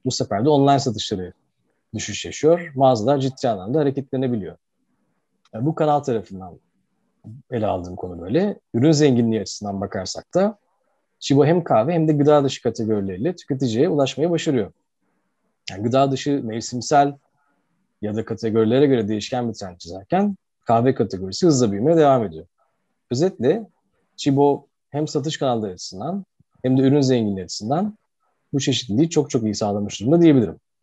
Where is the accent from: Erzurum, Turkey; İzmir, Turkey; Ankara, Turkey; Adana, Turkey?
İzmir, Turkey; Izmir, Turkey; moved away as an adult; now in Istanbul, Turkey; İzmirliyim aslen. Ee, İzmir'de Amerikan Koleji ve Ege Üniversitesi İnşaat Mühendisliğini bitirdikten sonra Koç Üniversitesi'nde MBA yapmak üzere İstanbul'a geldim